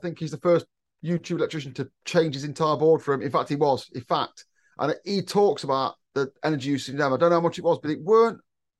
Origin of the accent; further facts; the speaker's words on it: United Kingdom; I'm British, I'm not English, I'm British.